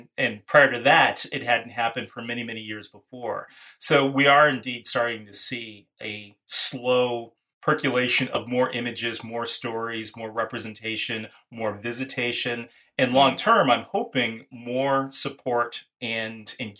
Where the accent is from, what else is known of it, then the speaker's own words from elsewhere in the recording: California, United States; I grew up in California